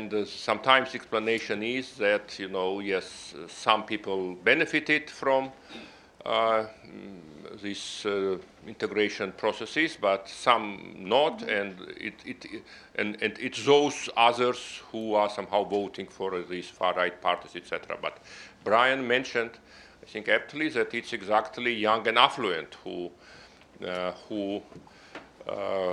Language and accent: English; Georgia; now in United States; from Georgia, but right now I'm a Reagan Fassel Fellow in National Endowment for Democracy